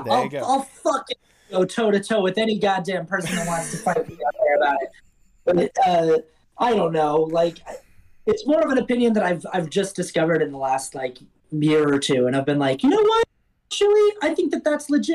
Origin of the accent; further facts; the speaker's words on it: Salt Lake City, Utah, United States; moved away as an adult; also born or lived in New York; now in Los Angeles, United States; I grew up in Salt Lake City, Utah